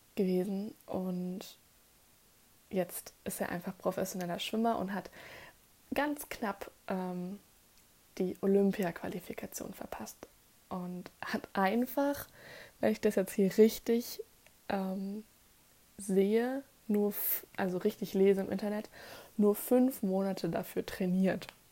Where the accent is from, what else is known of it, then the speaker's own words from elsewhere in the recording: Germany; bei uns in Deutschland